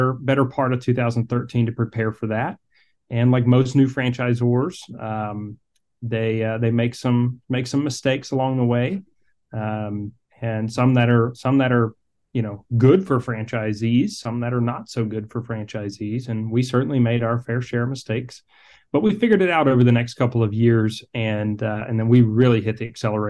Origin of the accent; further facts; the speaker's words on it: Atlanta, Georgia, United States; I'm originally from Atlanta, Georgia